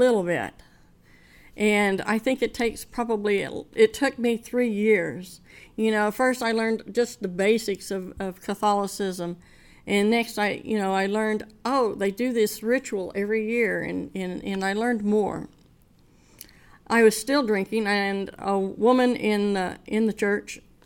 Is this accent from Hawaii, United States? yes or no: no; Oklahoma, United States; I was from Oklahoma